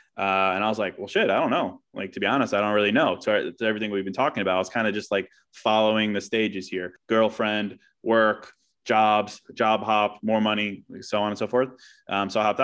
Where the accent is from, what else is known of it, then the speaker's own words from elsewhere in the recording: Charlottesville, Virginia, United States; now in Chicago, United States; I was born in Chicago, but moved to Virginia when I was like two. So I grew up in Charlottesville, Virginia, but now I'm back here.